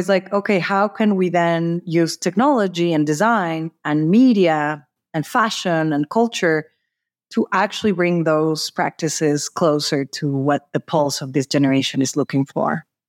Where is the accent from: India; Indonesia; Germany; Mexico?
Mexico; Mexico City; moved away as an adult; also born or lived in San Francisco, California; I'm originally from Mexico City.